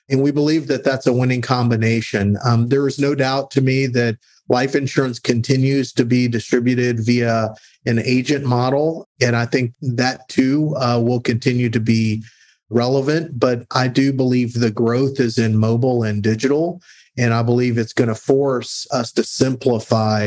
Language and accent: English; San Antonio, Texas, United States; I grew up in San Antonio, Texas